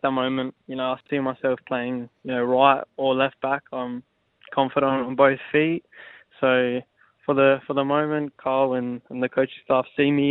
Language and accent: English; Adelaide, South Australia, Australia; I was obviously from Adelaide, and I grew up playing for Croydon Kings in my junior days